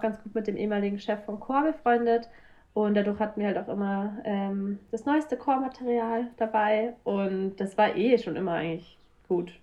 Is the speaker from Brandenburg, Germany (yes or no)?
no; south of Munich, Bavaria, Germany; ich komme eigentlich ähm, aus Süden von München, aus Bayern